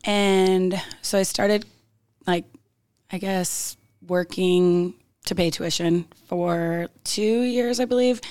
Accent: Roseville, California, United States; I'm from Roseville, California

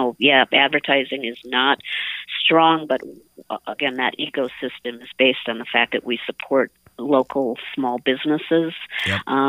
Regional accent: Prior Lake, Minnesota, United States; I grew up in Prior Lake

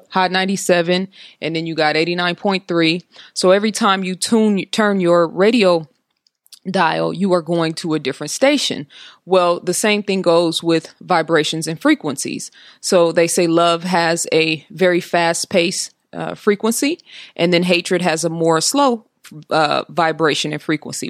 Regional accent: Oakland, California, United States

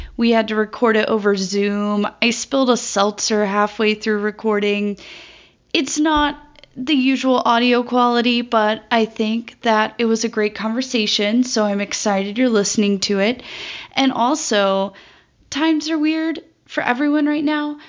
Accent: Jackson, Mississippi, United States; I grew up in Jackson, Mississippi

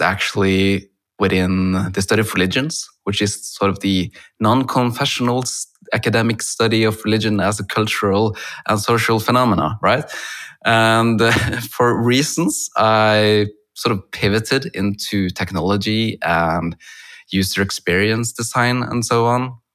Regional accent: Norway; I'm from Norway, where I'm now talking to you over Zoom

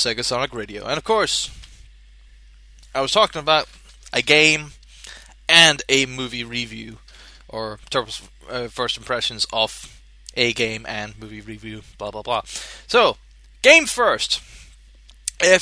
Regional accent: Scotland, United Kingdom; I'm from Scotland

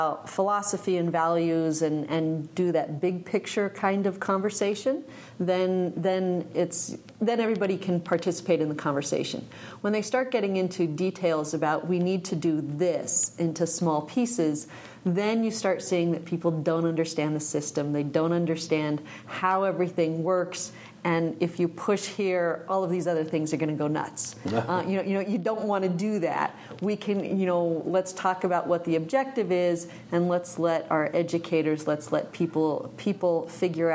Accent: Mountaintop, Pennsylvania, United States; moved away as an adult; now in Martin City, United States; I was born and raised in Mountaintop, Pennsylvania

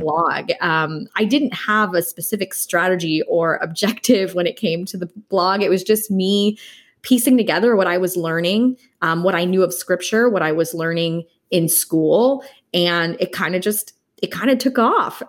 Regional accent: Los Angeles, California, United States; also born or lived in Dallas, Texas; I am born and raised in Los Angeles, California

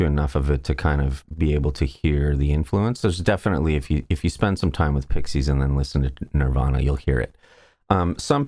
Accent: Saskatoon, Saskatchewan, Canada; I'm from Saskatoon.

